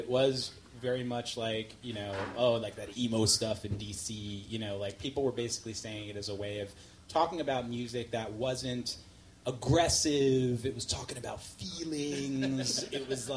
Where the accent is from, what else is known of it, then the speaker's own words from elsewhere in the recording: New York City, New York, United States; I grew up in Queens. I grew up in New York hardcore scene in the 80s